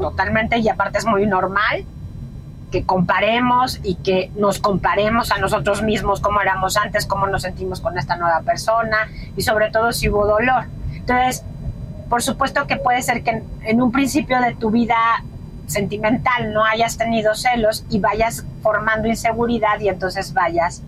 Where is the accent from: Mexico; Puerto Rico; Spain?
Mexico; en mi país, que es México